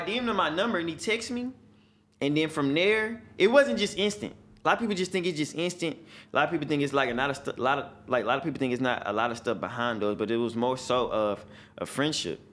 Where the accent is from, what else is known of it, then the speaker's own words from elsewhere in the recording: Houston, Texas, United States; I'm from Houston